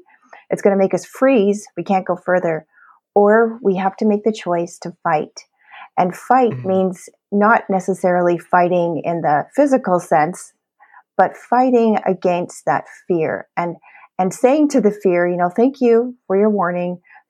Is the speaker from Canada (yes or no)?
yes; Canada; And so now I'm a Canadian founder and a presidential diamond leader with doTERRA essential oils.